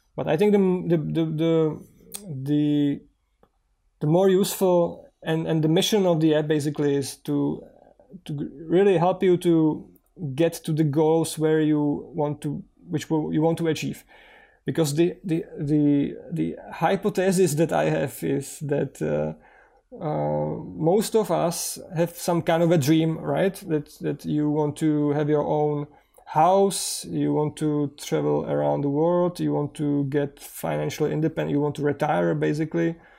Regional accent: Czechia; so far the app is in English and in Czech because we are from Czech Republic.

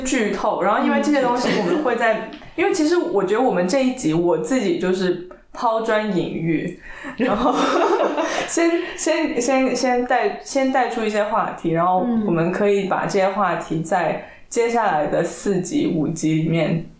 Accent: China; 对，但是我身为一个中国人，我我我不会知道这个东西

